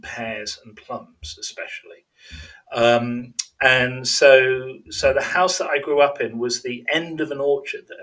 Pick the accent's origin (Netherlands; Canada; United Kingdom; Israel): United Kingdom; Birmingham, West Midlands; moved away; also born or lived in Warwickshire / America; I was born in Birmingham